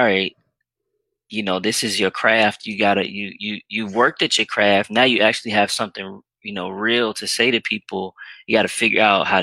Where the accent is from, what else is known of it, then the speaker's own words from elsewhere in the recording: Richmond, Virginia, United States; where I grew up in Richmond, Virginia